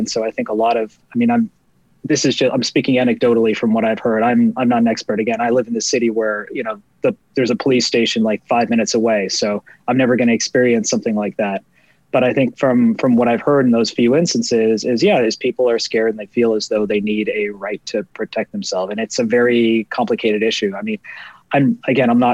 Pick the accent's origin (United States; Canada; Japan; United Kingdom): Canada; Toronto, Ontario; I grew up in and around Toronto